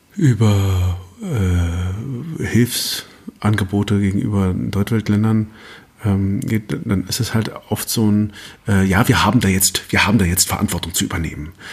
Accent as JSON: {"language": "German", "country": "Germany", "said": "als, als Deutscher"}